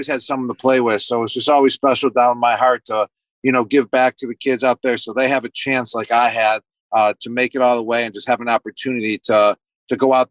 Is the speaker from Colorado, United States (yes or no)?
no; Buffalo, New York, United States; moved away; I was growing up in Buffalo